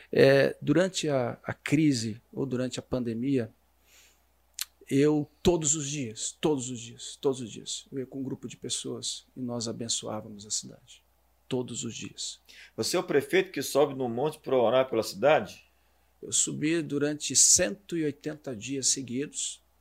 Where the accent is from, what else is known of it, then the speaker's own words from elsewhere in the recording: Curitiba, Paraná, Brazil; now in Balneário Camboriú, Brazil; Nasci no Paraná, nasci